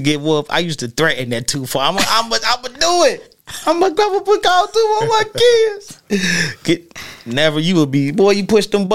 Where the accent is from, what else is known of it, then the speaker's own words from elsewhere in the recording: Cincinnati, Ohio, United States; when I was a kid, I grew up in the Lower Homes when I was a little kid. So I was in the Lower Homes